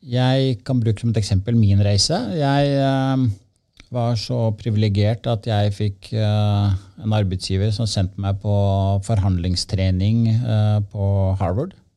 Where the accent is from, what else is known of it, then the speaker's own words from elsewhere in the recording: Trondheim, Trøndelag, Norway; moved away; Jeg er uh, opprinnelig fra Trondheim